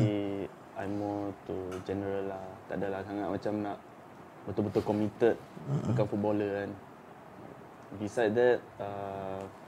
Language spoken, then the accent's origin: Malay; Malaysia; kita sebagai rakyat Malaysia